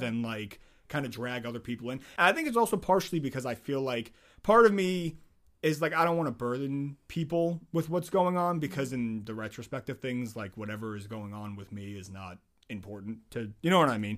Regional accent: Nazareth, Pennsylvania, United States; I'm in Nazareth

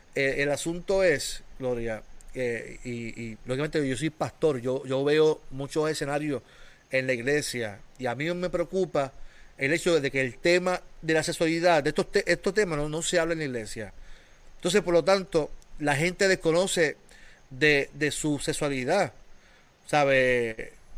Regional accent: Puerto Rico; somos puertorriqueños

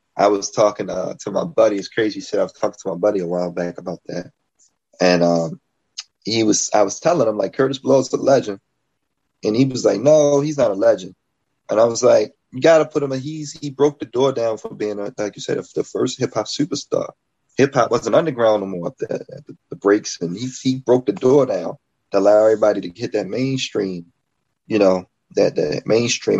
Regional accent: Baltimore, Maryland, United States; I'm an MC from Baltimore, Maryland

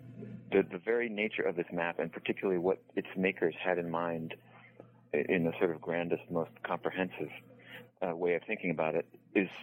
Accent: New England, United States; I grew up in New England, roughly speaking

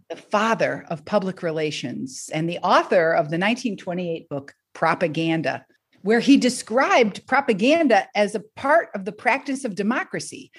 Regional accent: Detroit, Michigan, United States; moved away as an adult; also born or lived in Boston / Philadelphia; now in Rhode Island, United States; I grew up in Detroit, Michigan

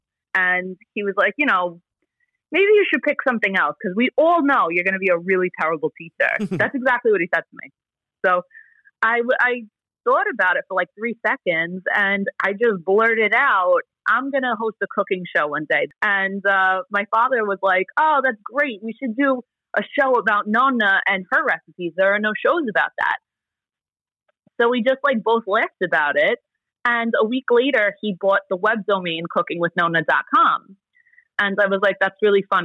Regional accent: New York City, New York, United States; first language Italian; English is a second language; also born or lived in Bay Ridge, Brooklyn; I grew up in Bensonhurst

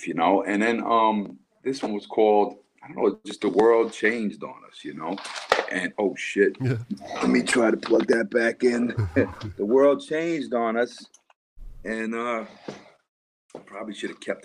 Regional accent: United States; moved away as an adult; now in Germany; I'm an American citizen and I'm a German resident

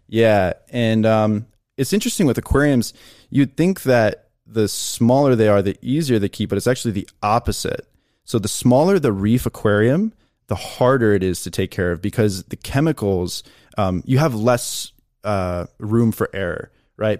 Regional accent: Chicago, Illinois, United States; moved away as an adult; also born or lived in Appleton, Wisconsin; where I grew up in Chicago

